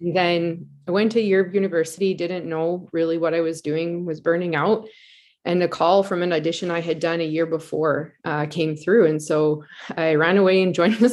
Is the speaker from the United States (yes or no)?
no; Edmonton, Alberta, Canada; moved away as an adult; also born or lived in England; I grew up from Edmonton, born and raised, and have found myself back here.